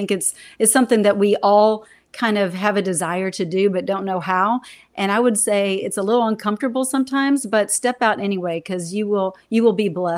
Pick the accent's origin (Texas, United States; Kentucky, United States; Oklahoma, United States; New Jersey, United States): Texas, United States; I'm a Texan.